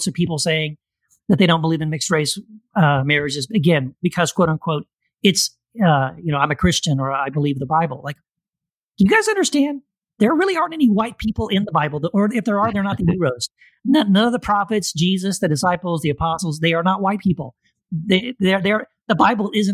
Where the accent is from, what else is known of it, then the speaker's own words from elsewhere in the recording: Texas border towns, United States; also born or lived in Tennessee; I was born in Tennessee. And we moved away from Tennessee, my mom and dad and I, when I was like in second grade, and we moved to Texas, and we lived on the border, like border towns in Texas. And that's mostly where I grew up